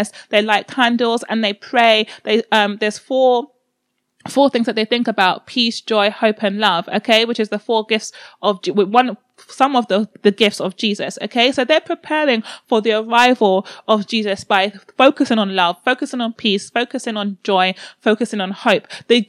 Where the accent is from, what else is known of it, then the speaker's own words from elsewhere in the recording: Nigeria; I'm Nigerian